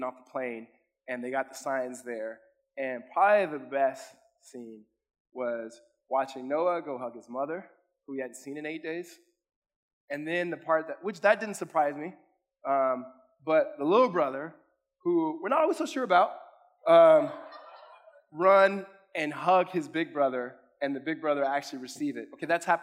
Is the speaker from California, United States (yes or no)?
yes; California, United States; now in Arizona, United States; I'm from California